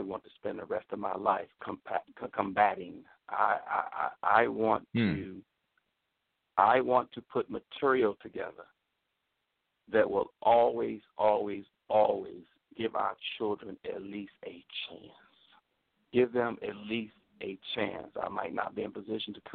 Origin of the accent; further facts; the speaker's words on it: United States; also born or lived in Choctaw, Mississippi (parents' origin); I'm just a South Side. I'm a brother from the South Side.